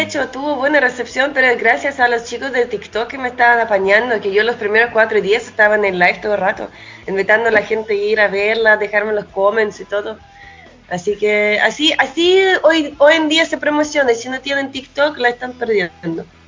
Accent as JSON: {"language": "Spanish", "country": "Chile", "tie": "born or raised there", "also_born_or_lived": "Russia", "said": "yo como músico en la realidad crecí más en Chile que en cualquier otro lado, por eso yo igual me considero un músico chileno con el toque de ruso."}